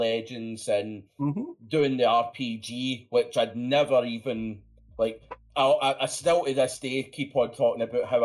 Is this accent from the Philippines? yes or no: no; Scotland, United Kingdom; accent: Scottish; I'm Scottish